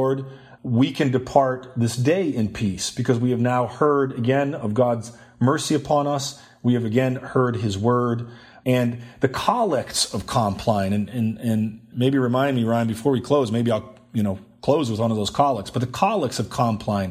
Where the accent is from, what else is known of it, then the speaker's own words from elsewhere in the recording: Sweden; moved away; I'm originally from Sweden.